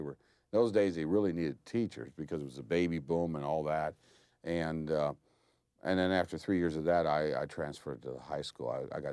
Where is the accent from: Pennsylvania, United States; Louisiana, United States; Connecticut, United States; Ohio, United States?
Pennsylvania, United States; Reedsburg; Yes. In fact, I grew up in Reedsburg. I live about 15 miles west of the Reedsburg at Centre Hall today. My wife's from Centre County. Both our children still live in Centre County